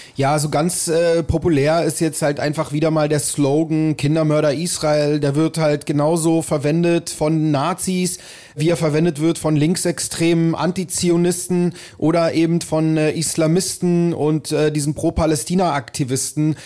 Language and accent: German; Berlin, Germany; ich bin halt hier in Berlin aufgewachsen